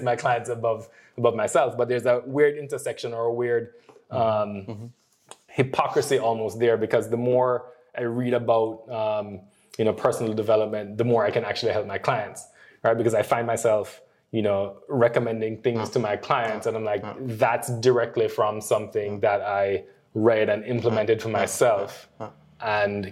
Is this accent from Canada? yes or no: no; Jamaica; Worst Jamaican. I cannot run. And I am not the relaxed, chill kind of guy that you stereotypically think of as being Jamaican